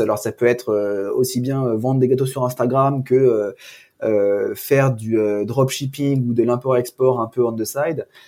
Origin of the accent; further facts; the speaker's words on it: France; nous, en tant que Français